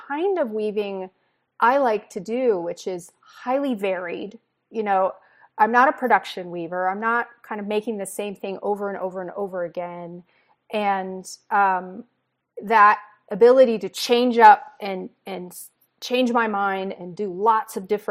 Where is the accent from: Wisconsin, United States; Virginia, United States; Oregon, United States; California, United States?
Virginia, United States; I grew up in Virginia